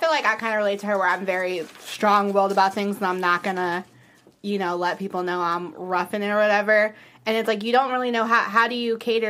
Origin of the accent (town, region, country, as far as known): the South, United States